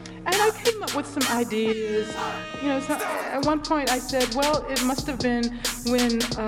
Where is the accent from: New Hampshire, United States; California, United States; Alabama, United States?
Alabama, United States; Birmingham; I'm from Birmingham, Alabama.